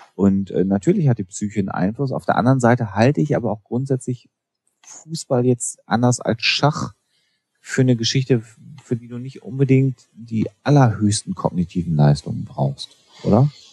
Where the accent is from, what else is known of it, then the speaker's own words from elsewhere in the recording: Germany; wir als Deutsche